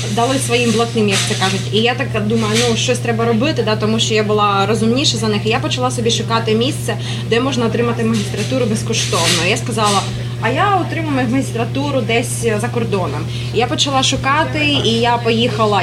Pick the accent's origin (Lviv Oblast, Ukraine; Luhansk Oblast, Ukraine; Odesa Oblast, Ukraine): Luhansk Oblast, Ukraine; Luhansk; moved away as an adult; also born or lived in Kyiv, Ukraine; now in New York, United States; я зростала в Луганську